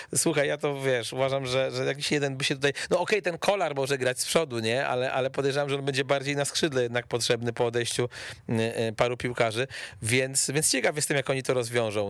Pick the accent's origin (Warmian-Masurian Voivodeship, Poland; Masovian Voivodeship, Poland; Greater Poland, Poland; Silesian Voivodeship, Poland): Masovian Voivodeship, Poland; Płock; Wisła Płock, czyli klub z mojego rodzinnego miasta